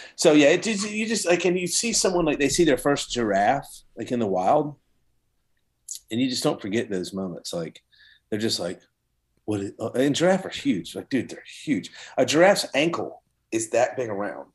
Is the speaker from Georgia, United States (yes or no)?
yes; Savannah, Georgia, United States; I'm from Savannah, Georgia